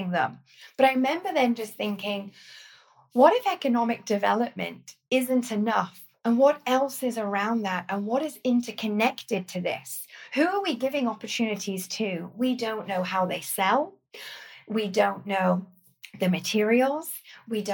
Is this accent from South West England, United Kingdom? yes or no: no; Corby, East Midlands, United Kingdom; moved away as an adult; also born or lived in Sheffield; I grew up in the East Midlands that actually, although in the countryside just north of London, is also an extremely industrial town, a place called Corby